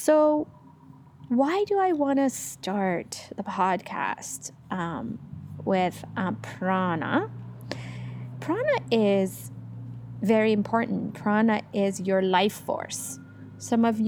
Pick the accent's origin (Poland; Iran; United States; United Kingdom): Iran; moved away as an adult; now in Canada; I'm from Iran originally. I was born there. I lived there all throughout my teenagehood. And then I moved to Canada after